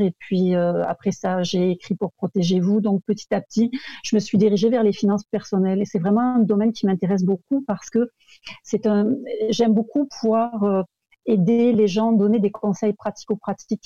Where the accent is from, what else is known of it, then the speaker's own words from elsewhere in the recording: France; accent: French; moved away as an adult; now in Quebec, Canada; je viens de France comme mon accent l'indique. Mais ça fait très très longtemps que je vis au Québec